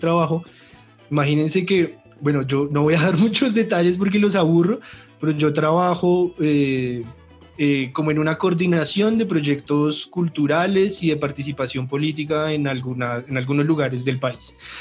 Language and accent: Spanish; Colombia; nos merecemos tanto vivir acá y vivir bien, porque es nuestro puto país